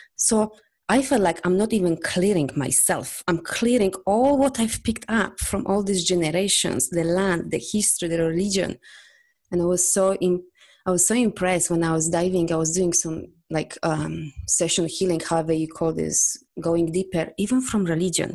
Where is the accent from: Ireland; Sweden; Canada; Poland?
Poland; English is a second language; I'm from Poland.